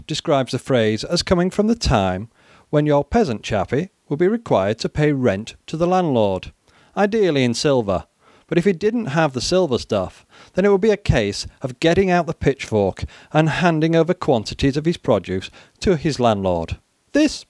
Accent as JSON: {"language": "English", "town": "Cambridge", "region": "East of England", "country": "United Kingdom", "tie": "born or raised there", "said": "my hometown of Cambridge"}